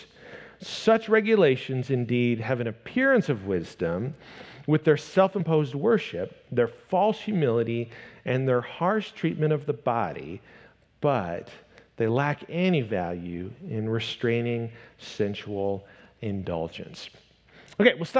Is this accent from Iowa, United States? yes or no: yes; Northwest Iowa, United States; I grew up in Northwest Iowa, and in the midst of the background of my small town traditional church that I grew up going